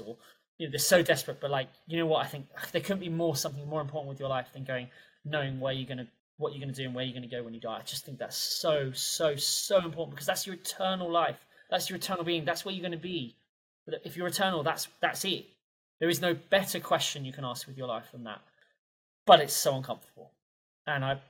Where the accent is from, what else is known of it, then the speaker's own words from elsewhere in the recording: England, United Kingdom; classical English polite person that I am.